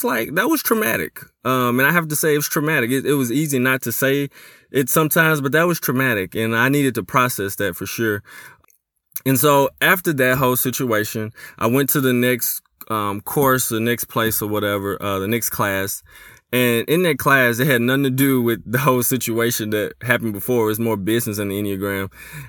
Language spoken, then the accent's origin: English; Memphis, Tennessee, United States; growing up in Memphis, Tennessee, growing up in a hood.